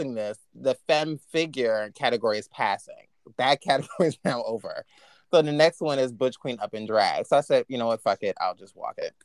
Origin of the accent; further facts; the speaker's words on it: New York, United States; being a New Yorker